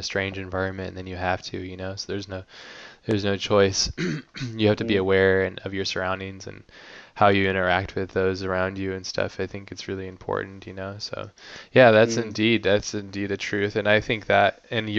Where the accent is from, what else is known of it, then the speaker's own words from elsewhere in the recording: Hawaii, United States; moved away; also born or lived in San Diego, California; I lived in Hawaii most of my life